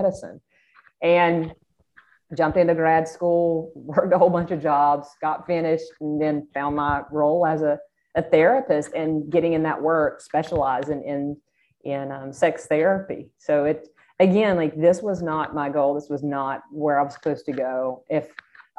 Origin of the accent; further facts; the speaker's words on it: South Georgia, United States; accent: Georgia; I grew up in South Georgia